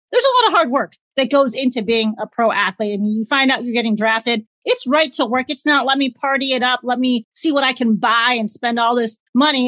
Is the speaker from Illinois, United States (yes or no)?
yes; Chicago, Illinois, United States; Growing up in Chicago